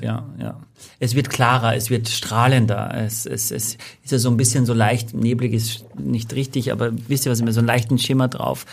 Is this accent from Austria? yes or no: yes; Austria; accent: Austrian dialect; now in Germany; als Österreicher